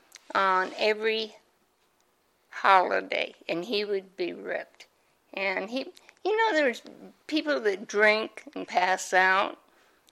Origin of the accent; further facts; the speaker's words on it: Omaha, Nebraska, United States; I was born and raised in Omaha, Nebraska.